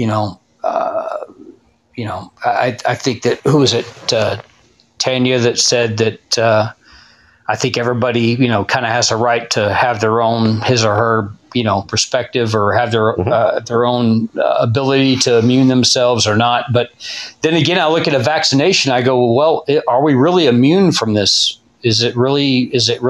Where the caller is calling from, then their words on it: Texas, United States; I'm calling in from Texas.